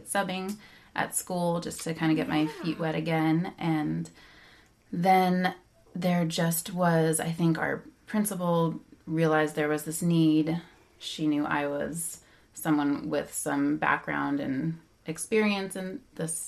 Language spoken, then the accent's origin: English; Bay Area, California, United States; I grew up in the Bay Area